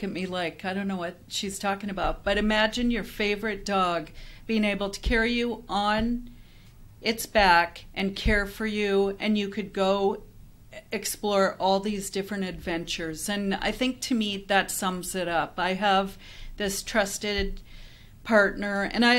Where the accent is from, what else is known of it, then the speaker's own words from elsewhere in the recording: Canada; moved away as an adult; now in Phoenix, United States; head back up to Canada, because that's where I'm from